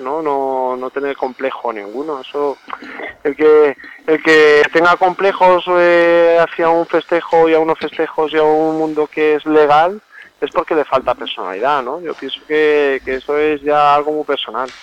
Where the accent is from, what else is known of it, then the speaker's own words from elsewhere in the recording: Albacete, Castilla-La Mancha, Spain; nuestra tierra, Albacete